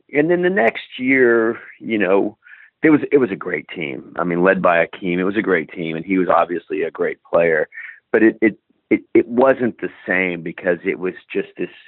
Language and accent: English; Houston, Texas, United States; a kid growing up in Houston